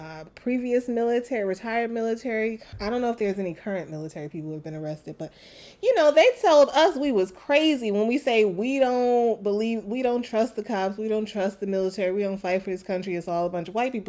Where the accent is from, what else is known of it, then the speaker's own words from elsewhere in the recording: New York City, New York, United States; now in Los Angeles, United States; I'm from New York City.